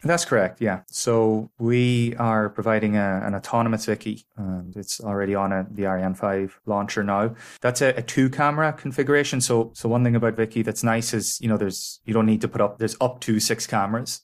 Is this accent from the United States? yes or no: no; Ireland